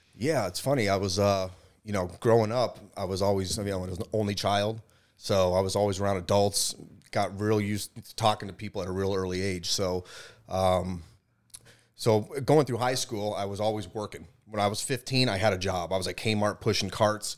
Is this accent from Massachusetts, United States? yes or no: yes; Boston, Massachusetts, United States; We're from Boston. I was born in Boston